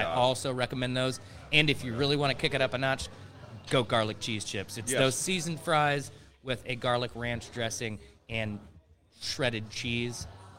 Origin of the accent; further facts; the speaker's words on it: United States; But I'm an American. and I wasn't born there